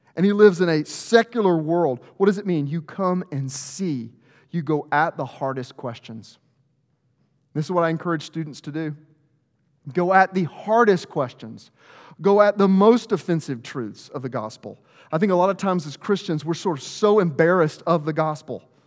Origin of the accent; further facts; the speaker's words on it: Arkansas, United States; I'm from Arkansas, there's no greater rivalry than two little towns in the middle of nowhere